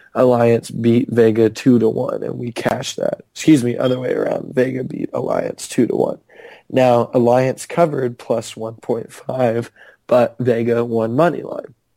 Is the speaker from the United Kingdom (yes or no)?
no; Canada; I'm from Canada